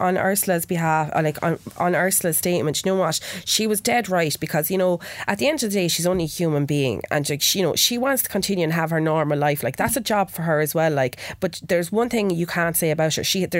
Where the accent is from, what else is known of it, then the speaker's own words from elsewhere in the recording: Wexford, Leinster, Ireland; I can't change my accent, I'm from Wexford. Like, what do you expect a Wexford girl to have? A Cork accent, or a Wexford girl to have a Dublin accent?